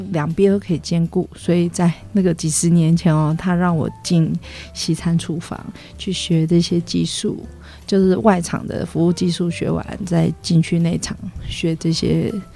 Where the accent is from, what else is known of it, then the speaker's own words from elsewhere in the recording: Taoyuan, Taiwan; moved away as an adult; now in Chiayi, Taiwan; 我从小在家，我们，他，在桃园有一栋旅馆